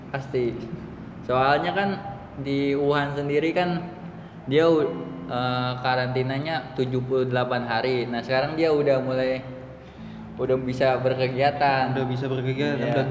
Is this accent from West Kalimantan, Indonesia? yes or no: no; Depok, West Java, Indonesia; gue dari Depok.